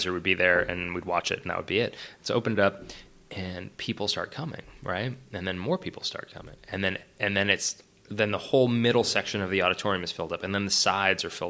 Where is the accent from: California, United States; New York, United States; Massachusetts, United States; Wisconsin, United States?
California, United States; Orinda; also born or lived in San Francisco; now in Los Angeles, United States; I'm from the Bay Area originally, from San Francisco. I was born in the city proper and then raised in the East Bay, a little town called Orinda